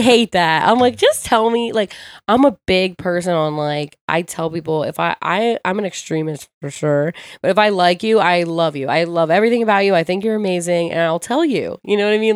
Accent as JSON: {"language": "English", "town": "Ocean City", "region": "New Jersey", "country": "United States", "tie": "born or raised there", "also_born_or_lived": "Philadelphia", "said": "I grew up in Ocean City"}